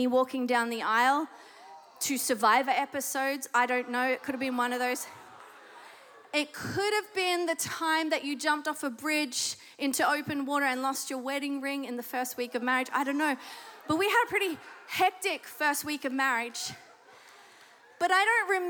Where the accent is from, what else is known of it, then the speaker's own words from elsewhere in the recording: Australia; accent: Australian; moved away; The accent should give it away if you don't know it already. I am Australian. And so in Sydney, Australia, I gave my heart to Jesus.